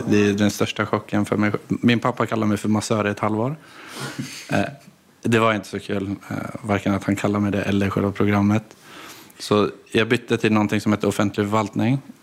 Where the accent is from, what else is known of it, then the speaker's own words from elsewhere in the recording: Gävle, Gävleborg County, Sweden; moved away as an adult; also born or lived in Gothenburg; Jag är inte därifrån, jag är från Gävle från grunden. Men jag flyttade till Göteborg när 2015, nu var 18.